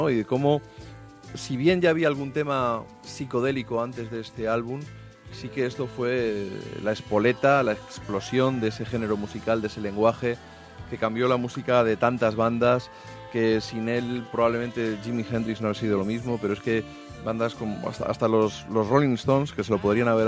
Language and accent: Spanish; Argentina; now in Spain